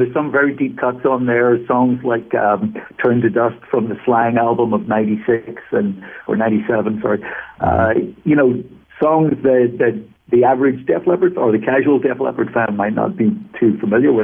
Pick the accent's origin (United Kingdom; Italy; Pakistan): United Kingdom; Belfast, Northern Ireland; I'm from Belfast